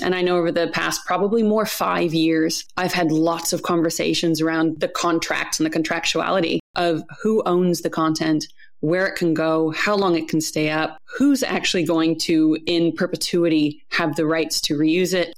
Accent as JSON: {"language": "English", "country": "United States", "moved": "yes", "lives_now": "New Zealand", "said": "as an American abroad"}